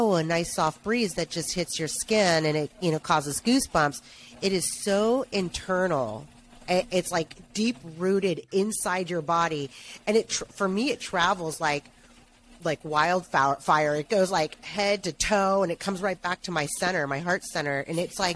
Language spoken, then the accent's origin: English; Northern California, United States; I am from Northern California, born and raised